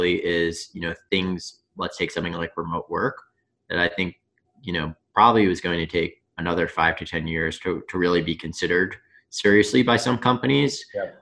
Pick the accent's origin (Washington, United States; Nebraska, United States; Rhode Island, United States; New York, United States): New York, United States; Long Island; I'm from Long Island